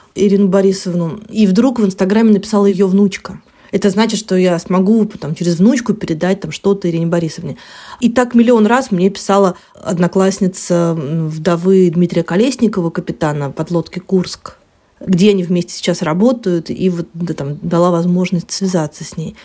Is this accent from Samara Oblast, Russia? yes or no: no; Rostov-on-Don, Rostov Oblast, Russia; я выросла в Ростове